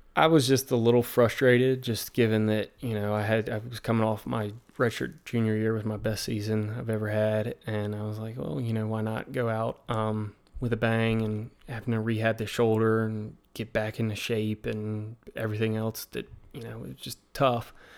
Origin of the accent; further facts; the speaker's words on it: Virginia, United States; accent: American accent, Southern drawl; I'm from Virginia